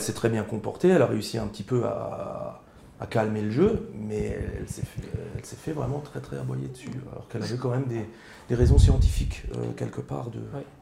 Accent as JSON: {"language": "French", "area": "Alsace", "region": "Grand Est", "country": "France", "accent": "Alsatian", "said": "je suis alsacien, euh, dialectophone, donc ça veut dire que je parle alsacien. Avec mes grands-parents, je parlais alsacien."}